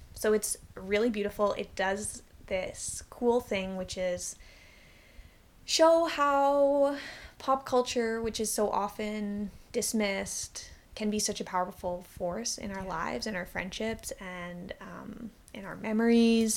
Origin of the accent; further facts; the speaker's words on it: Victoria, British Columbia, Canada; I grew up in Victoria